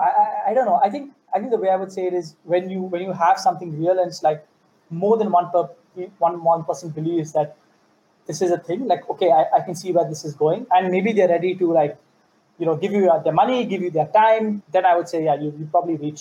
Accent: India; now in Singapore; I come from India

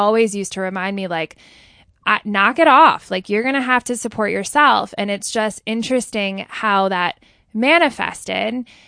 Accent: Ridgewood, New Jersey, United States; also born or lived in Manhattan; growing up in Ridgewood, New Jer-

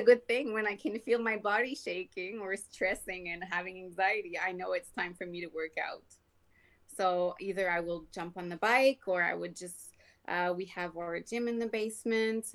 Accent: Quebec, Canada; English is a second language; moved away as an adult; also born or lived in Ontario / British Columbia; now in Alberta, Canada; born and raised in Quebec

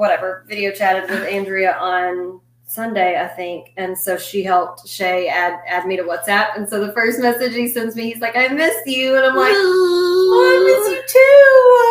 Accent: Texas, United States; I was born in Texas.

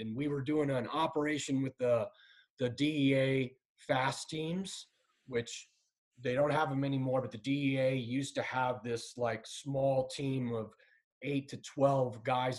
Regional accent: San Clemente, California, United States; moved away as an adult; I grew up in San Clemente, California

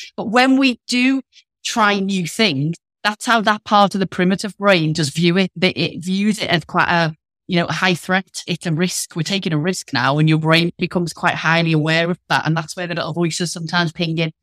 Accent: Liverpool, North West England, United Kingdom; accent: northern; now in Leicestershire, United Kingdom; I'm from Liverpool, but I'm based in the Midlands

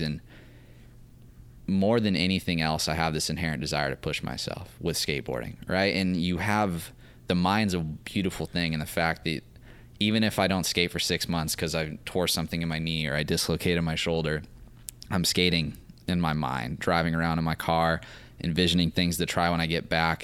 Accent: Santa Maria, California, United States; I was raised in Santa Maria

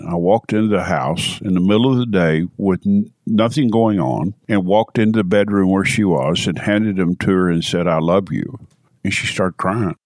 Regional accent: Knoxville, Tennessee, United States; also born or lived in California; Born and raised in Knoxville

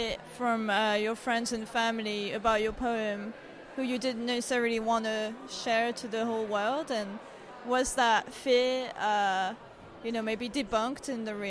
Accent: France; English is a second language; I'm French as well and I write poetry in English.

